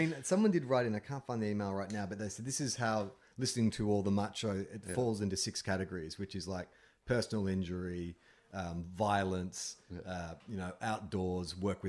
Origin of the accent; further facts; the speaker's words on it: California, United States; I'm from California, where we have more deadly animals than Nebraska.